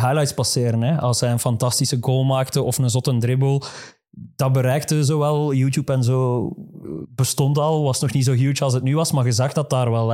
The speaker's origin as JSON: {"language": "Dutch", "region": "Flanders", "country": "Belgium"}